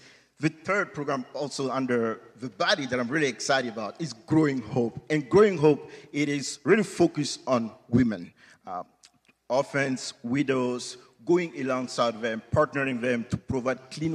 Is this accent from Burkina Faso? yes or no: yes; Burkina Faso; moved away; Growing up in Burkina Faso on that day, instead of getting present, what my dad did, who is a local Assembly of God pastor now